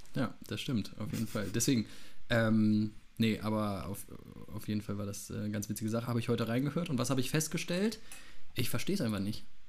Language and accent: German; Wiesbaden, Hesse, Germany; ich komme aus Hessen ja, aus, aus Wiesbaden